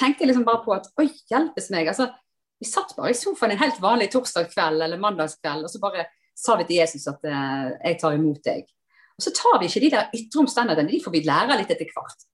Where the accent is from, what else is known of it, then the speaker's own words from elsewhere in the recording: Sotra, Vestland, Norway; moved away as an adult; also born or lived in Oslo; jeg kommer kom jo fra Sotra, så kommer jeg til storbyen Oslo.